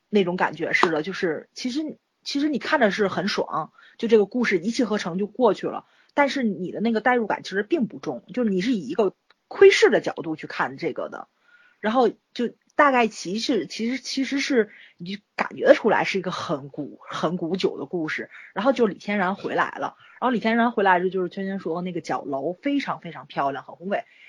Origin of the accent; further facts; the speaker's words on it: China; 作为一个中国人